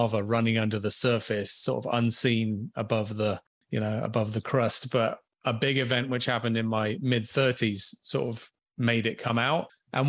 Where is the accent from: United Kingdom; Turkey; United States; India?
United Kingdom; England; moved away as an adult; now in Canada; I'm currently tuning in from Vancouver Island, but I grew up on a different island in the Atlantic. I grew up in England, in the UK. So yeah, some point in my mid to late 20s, I moved to Canada